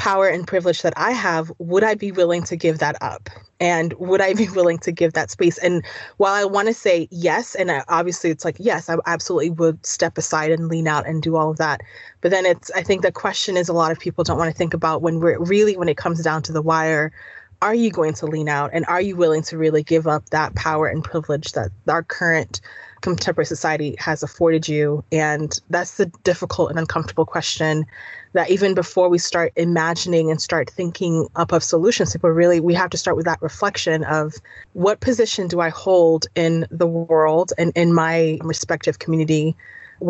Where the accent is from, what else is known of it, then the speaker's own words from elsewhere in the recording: Tanzania; now in United States; I'm from Tanzania